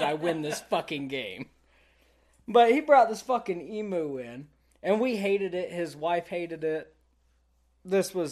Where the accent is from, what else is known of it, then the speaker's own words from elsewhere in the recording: Texas, United States; moved away; I'm from Texas.